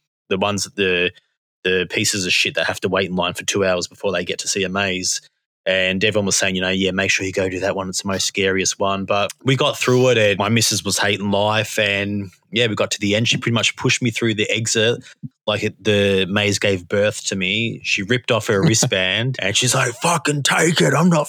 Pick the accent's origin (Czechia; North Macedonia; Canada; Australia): Australia; Victoria; I'm from Victoria. I travelled far.